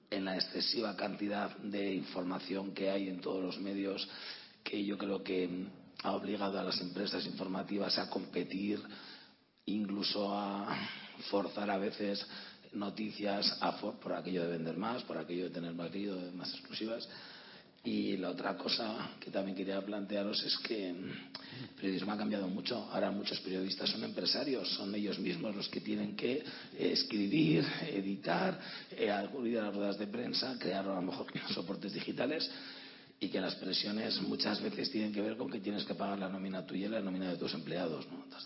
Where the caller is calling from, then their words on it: Navarre, Spain; de Navarra.